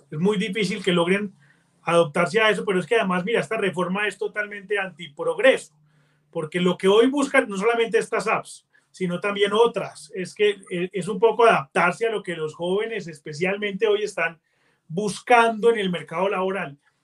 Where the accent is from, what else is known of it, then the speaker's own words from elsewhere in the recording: Colombia; los colombianos vemos el mundo